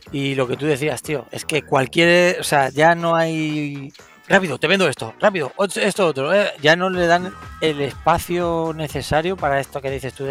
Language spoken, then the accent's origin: Spanish; Lloret de Mar, Catalonia, Spain; se graba en mi pueblo aquí en Cataluña también, ¿eh? en Lloret de Mar.